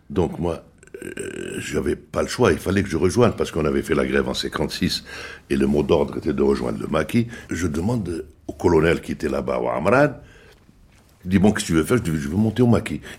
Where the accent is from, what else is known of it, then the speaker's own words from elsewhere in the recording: Blida, Blida Province, Algeria; Voilà, moi, je suis de Blida, euh, originaire d'une famille euh, aisée